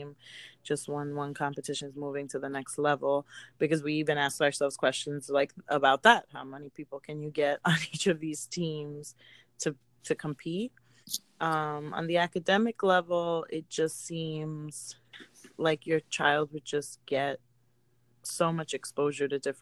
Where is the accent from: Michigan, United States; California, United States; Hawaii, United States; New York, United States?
New York, United States; New York City; I grew up in Queens.